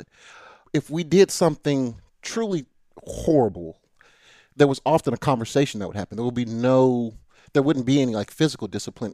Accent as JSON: {"language": "English", "town": "Nashville", "region": "Tennessee", "country": "United States", "tie": "born or raised there", "also_born_or_lived": "Brentwood, Tennessee / Chattanooga, Tennessee"}